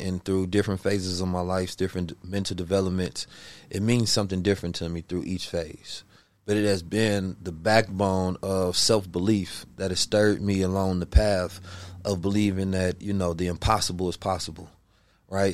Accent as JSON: {"language": "English", "town": "Oakland", "region": "California", "country": "United States", "tie": "born or raised there", "also_born_or_lived": "Saint Louis, Missouri", "said": "I was born in Saint Louis, raised in Oakland, California."}